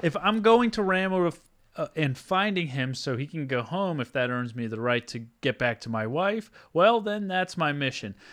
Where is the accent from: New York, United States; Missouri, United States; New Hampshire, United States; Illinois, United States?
New Hampshire, United States; Southern; moved away; I grew up in Southern New Hampshire